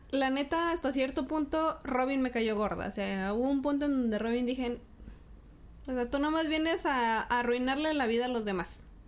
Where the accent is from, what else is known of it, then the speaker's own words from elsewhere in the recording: Parras, Coahuila, Mexico; also born or lived in Torreón; Yo estaba en Parras en el 94. Me vine de Parras en el 98.